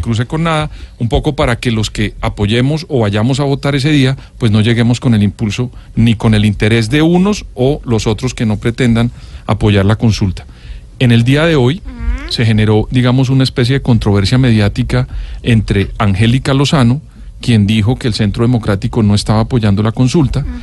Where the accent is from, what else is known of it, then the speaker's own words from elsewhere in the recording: Colombia; los colombianos